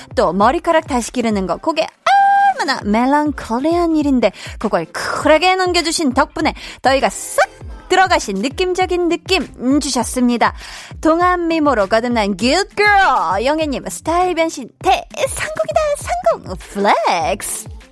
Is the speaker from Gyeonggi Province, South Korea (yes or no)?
no; Seoul, South Korea; 저는 태어나서 한 동네에서 계속 중학교 2학년 때까지 살았거든요. 근데 이제 그곳이 이제 뭐 가끔 이 볼륨에서도 얘기를 했지만 그린벨트 지역이어가지고 서울에 굉장히 그 외곽 진짜 서울의 끄트머리 쪽이었어요.